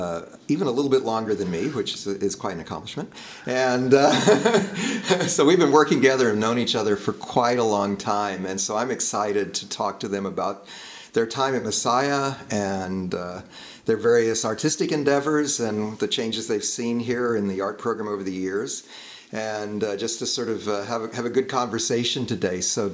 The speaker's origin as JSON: {"language": "English", "region": "Texas", "country": "United States", "moved": "as an adult", "said": "I come from Texas where everything was, had, you know, starting to turn brown. And it's either hot or cold."}